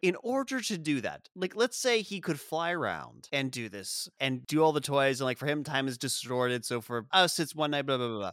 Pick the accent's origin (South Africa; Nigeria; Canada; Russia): South Africa; moved away; we grew up in South Africa, we didn't celebrate Fourth of July